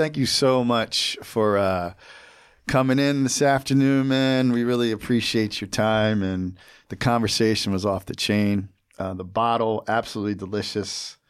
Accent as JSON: {"language": "English", "region": "New Jersey", "country": "United States", "tie": "born or raised there", "said": "Like I remember I grew up in Jersey."}